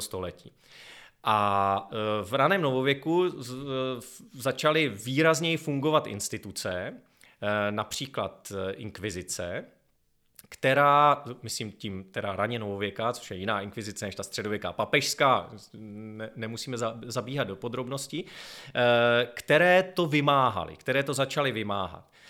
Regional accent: Chrudim, Pardubice Region, Czechia; místo mého rodiště Chrudim

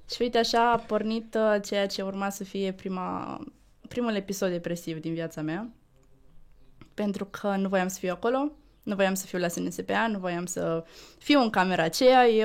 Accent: Tulcea, Tulcea County, Romania; now in Bucharest, Romania; Eu sunt din Tulcea.

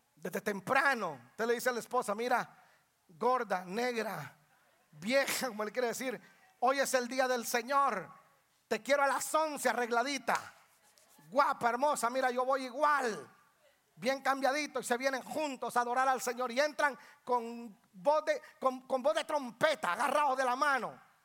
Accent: Guatemala; also born or lived in Georgia, United States; now in Atlanta, United States; Yo no pienso como guatemalteco, soy guatemalteco, tengo la cara de guatemalteco

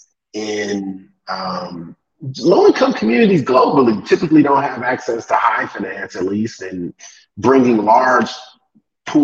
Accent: Cleveland, Ohio, United States; moved away as an adult; now in Kenya; I'm from Cleveland, Ohio. So from the Midwest, but from an urban, you know, for those not from the States, the east side of Cleveland

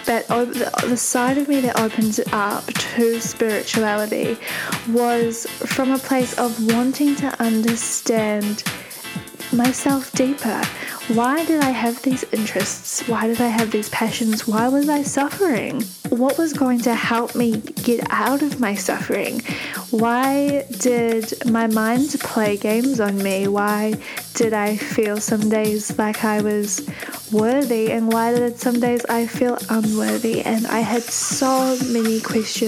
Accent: Auckland, New Zealand; I grew up in Auckland in New Zealand

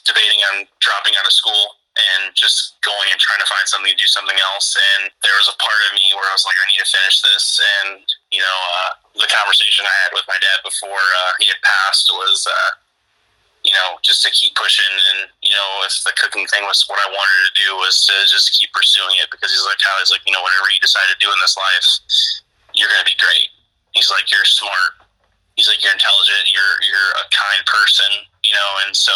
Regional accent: 2 hours outside of Chicago, Illinois, United States; accent: Chicago; moved away as an adult; I grew outside of Chicago like 2 hours

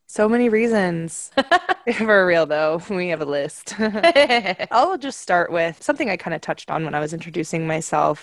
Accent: Salt Lake City, Utah, United States; I am 26 years old, born and raised in Salt Lake City, Utah

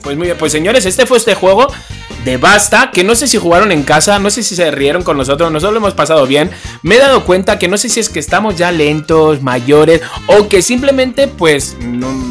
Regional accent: Spain; como español lo vi con otros ojos

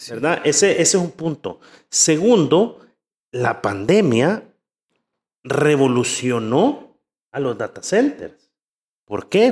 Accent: El Salvador; de aquí somos

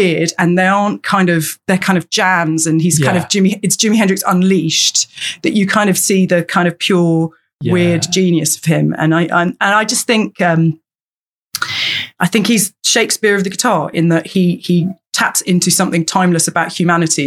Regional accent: London, United Kingdom; I grew up in London and I'd come on the bus down to Oxford Circus

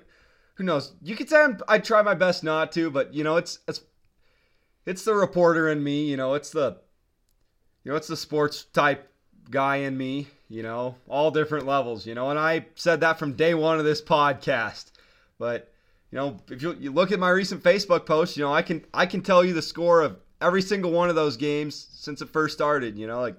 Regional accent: Montana, United States; We're from Montana, right? It's fucking Big Sky country, man.

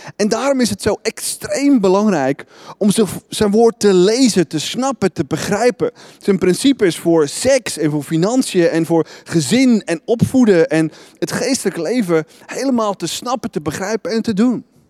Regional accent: Netherlands

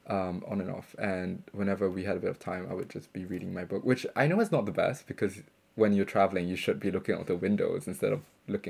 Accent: Singapore; moved away as an adult; now in Bristol, United Kingdom; my experience growing up in Singapore

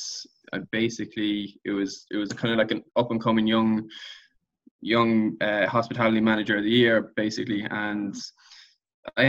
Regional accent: Blackrock, County Louth, Ireland; moved away as an adult; also born or lived in Dundalk / Shannon / Luxembourg / London; I'm from the Rock originally

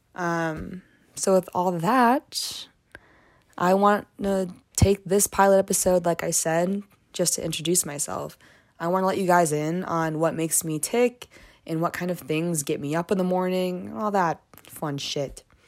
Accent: Michigan, United States; moved away as an adult; now in Boulder, United States; I'm from Michigan, and I ended up coming to Boulder too

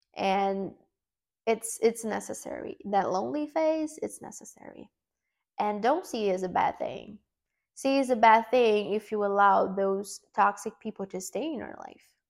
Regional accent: Brazil; first language Portuguese; English is a second language; English is not my first language. Um, I'm Brazilian. I speak Portuguese

